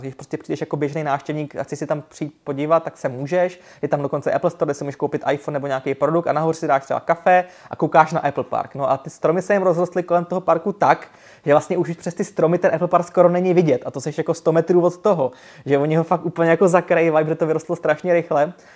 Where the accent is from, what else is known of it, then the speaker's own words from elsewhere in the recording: Czechia; jsem z České republiky